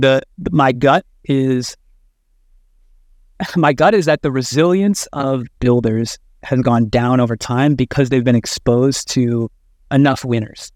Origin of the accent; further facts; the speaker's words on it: Midwest, United States; I grew up in the Midwest